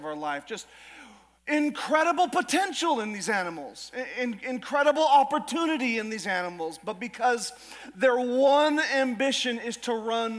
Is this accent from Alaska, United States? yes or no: yes; Alaska, United States; moved away as an adult; now in Idaho, United States; I was always raised in Alaska